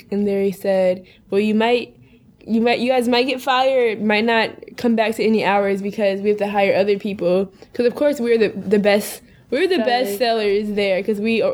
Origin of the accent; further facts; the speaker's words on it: suburbs of Minneapolis, Minnesota, United States; now in New York, United States; We're originally from Minnesota, the suburbs of Minneapolis